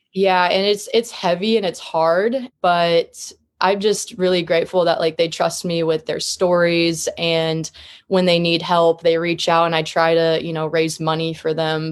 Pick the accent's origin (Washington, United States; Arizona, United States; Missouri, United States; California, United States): Missouri, United States; Columbia; now in Kansas City, United States; I was raised in Columbia, Missouri. It's a smaller city in the middle of Missouri in general